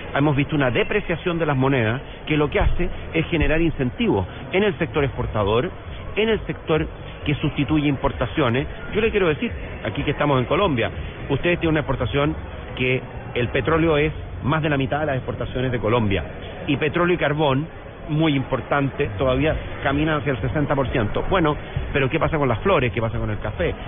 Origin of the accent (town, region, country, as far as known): Chile